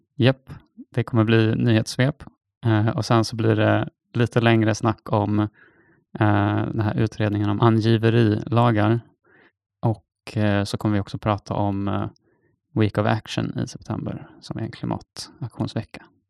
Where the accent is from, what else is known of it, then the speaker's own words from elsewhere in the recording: Stockholm, Stockholm County, Sweden; Som stockholmare